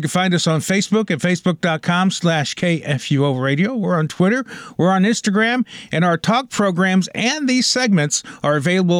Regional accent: Collinsville, United States; right here in my hometown of Collinsville

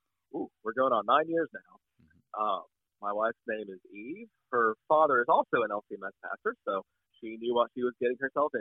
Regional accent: Chattanooga, Tennessee, United States; moved away as an adult; also born or lived in St. Louis, Missouri / Rochester, Minnesota; now in Pascagoula, United States; I was born and raised in East Tennessee, in Chattanooga.

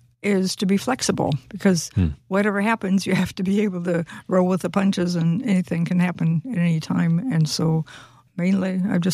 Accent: Florida, United States; I'm from Florida, and so the climate is quite wet and quite hot.

